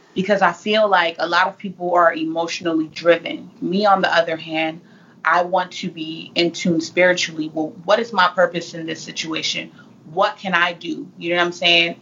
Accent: Fresno, California, United States; now in Phoenix, United States; I'm originally from Fresno, California

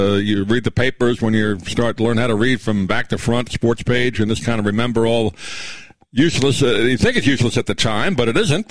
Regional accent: Long Island, New York, United States; moved away; I grew up in Long Island

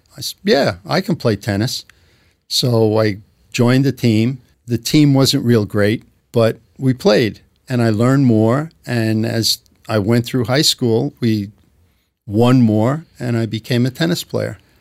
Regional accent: New York City, New York, United States; accent: New York; I grew up in, uh, Glendale, Queens

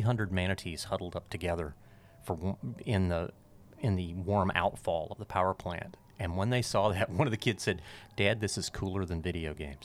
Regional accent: Pensacola, Florida, United States; also born or lived in Alabama; my hometown of Pensacola

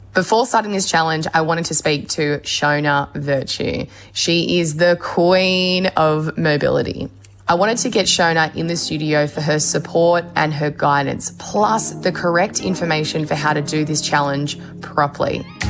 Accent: Australia

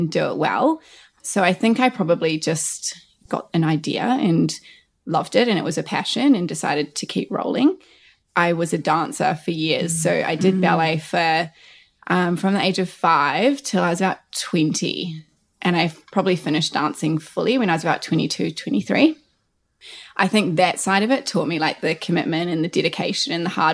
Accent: Marlborough, New Zealand; also born or lived in Christchurch, New Zealand / Australia; wine region of Marlborough in New Zealand, where I grew up on a sheep and cattle farm

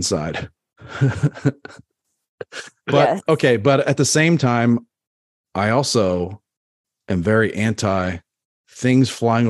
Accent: United States; under my rights as an American

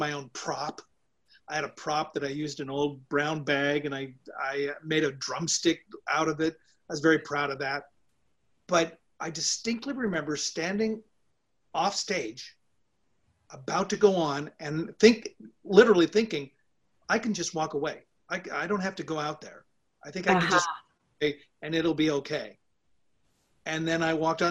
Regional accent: Seattle, Washington, United States; moved away as an adult; also born or lived in New York; I got into the one at in my hometown, University of Washington

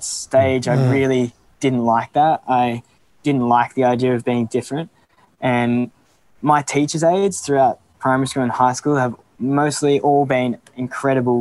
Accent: Melbourne, Victoria, Australia; moved away as an adult; now in Canberra, Australia; I'm from Melbourne

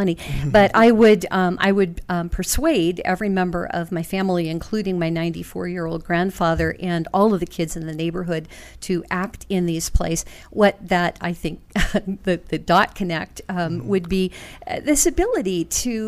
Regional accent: Youngstown, Ohio, United States; I'm from Youngstown, Ohio, which when I was growing up there was called Mob Town

